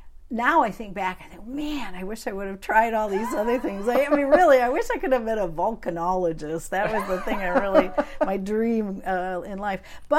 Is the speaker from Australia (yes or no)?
no; Midland, Michigan, United States; now in Upper Peninsula, United States; growing up in that particular town, because it was a really very wealthy town, but very pretentious town.